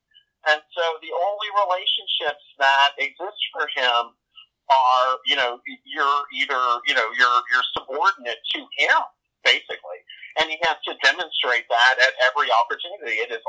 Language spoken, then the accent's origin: English; the South, United States; I'm from the South